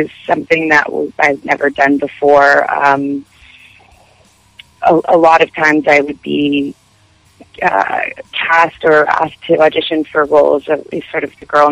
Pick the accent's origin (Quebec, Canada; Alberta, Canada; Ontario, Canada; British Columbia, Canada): Quebec, Canada; Montreal; also born or lived in Los Angeles, United States; And I'm from Montreal, so French is my second language